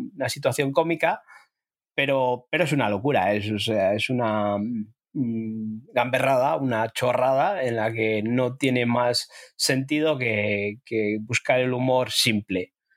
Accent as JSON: {"language": "Spanish", "country": "Spain", "said": "a nosotros o a mí como español"}